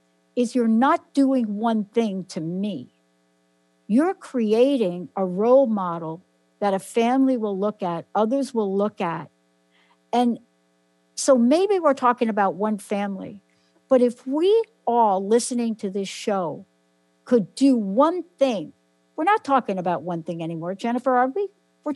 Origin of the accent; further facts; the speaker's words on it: New Jersey, United States; moved away; also born or lived in New York; I was born in New York, lived in New Jersey most of my life